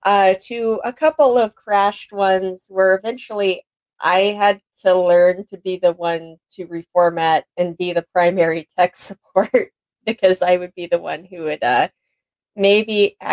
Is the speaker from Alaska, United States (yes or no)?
yes; Anchorage, Alaska, United States; I was born and raised in Anchorage, Alaska.